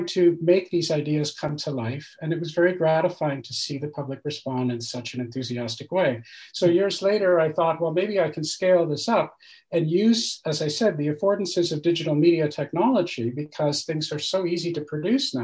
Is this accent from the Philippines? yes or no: no; Canada; moved away as an adult; now in France; I'm Canadian